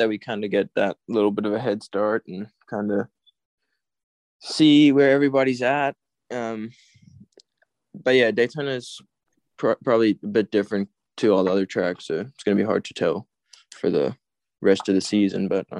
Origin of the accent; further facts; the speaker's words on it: South Africa; now in United States; I mean, more after I came here, not